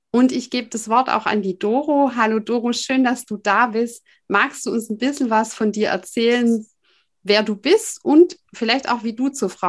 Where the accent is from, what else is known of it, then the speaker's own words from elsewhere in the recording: Baden-Württemberg, Germany; accent: Swabian; Wir sind zwischen Ulm und Stuttgart im Schwabenland. Man wird es auch hören an unserem Dialekt.